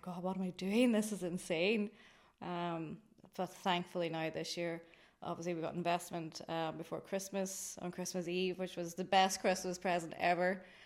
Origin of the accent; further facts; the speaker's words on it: Greencastle, Ulster, Ireland; I'm from Greencastle in Anishowen.